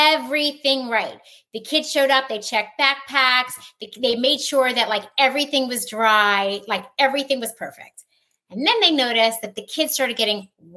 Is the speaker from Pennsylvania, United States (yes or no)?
yes; Philadelphia, Pennsylvania, United States; We're all from Philly.